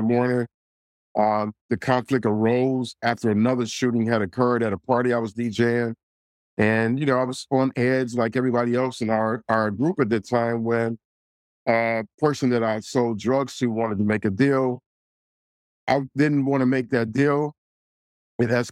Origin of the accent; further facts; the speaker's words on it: Detroit, Michigan, United States; I grew up in the city of Detroit, my hometown, my beloved hometown